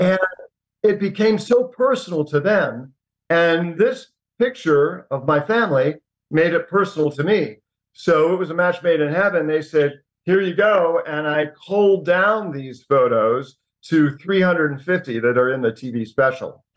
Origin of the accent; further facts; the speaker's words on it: Indiana, United States; when I was seven years old, growing up in Indiana